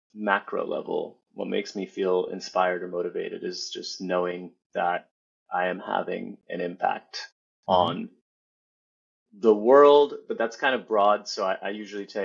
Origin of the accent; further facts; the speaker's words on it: United States; somebody who was born and raised in the U.S.